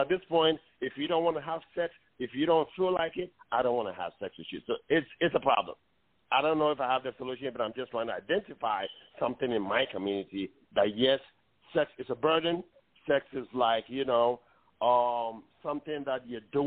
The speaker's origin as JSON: {"language": "English", "country": "Ghana", "tie": "born or raised there", "moved": "yes", "said": "as an African, I was born in Ghana"}